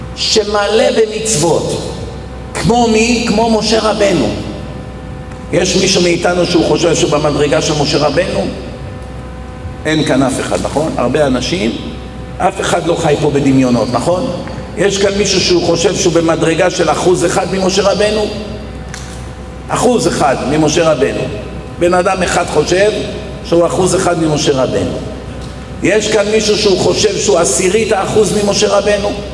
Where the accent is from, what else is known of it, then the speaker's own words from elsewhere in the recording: Israel; הייתי ילד במדינה שגדלנו פה